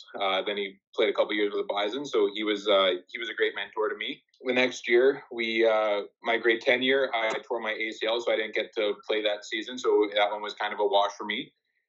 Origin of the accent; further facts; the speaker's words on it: Winnipeg, Manitoba, Canada; I grew up in Winnipeg, born and raised.